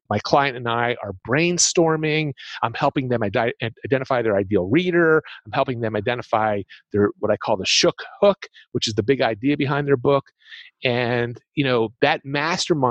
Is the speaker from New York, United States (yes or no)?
no; Philadelphia, Pennsylvania, United States; I'm from the Philadelphia, Pennsylvania area, so you get that kind of accent